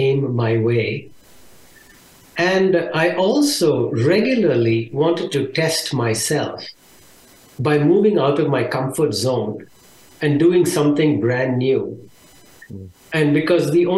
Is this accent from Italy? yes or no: no; India; moved away as an adult; now in Austin, United States; I was born in India, and I lived there for a little over 23 years